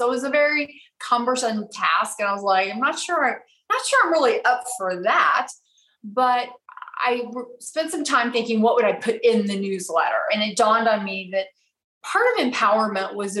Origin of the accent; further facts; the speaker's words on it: Abilene, Texas, United States; moved away as an adult; I'm originally from Abilene, Texas. So I grew up there, went to college there.